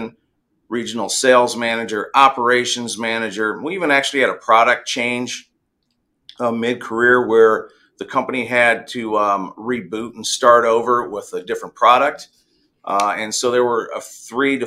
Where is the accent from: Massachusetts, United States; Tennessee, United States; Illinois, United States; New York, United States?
Illinois, United States; Central; also born or lived in Carbondale, Illinois; being born and raised in Central Illinois on a farm